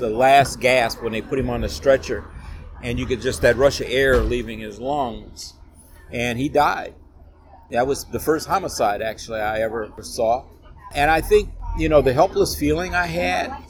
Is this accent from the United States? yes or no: yes; Chicago, Illinois, United States; I grew up in Inglewood on the south side of Chicago